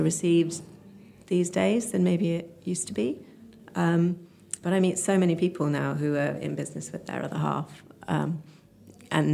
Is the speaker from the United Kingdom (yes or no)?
yes; Oxford, South East England, United Kingdom; I grew up in Oxford